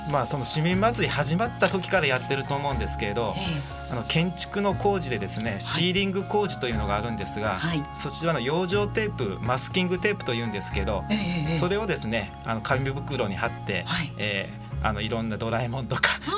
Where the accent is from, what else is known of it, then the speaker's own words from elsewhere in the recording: Kansai, Japan; moved away; あの私あの関西の出身で、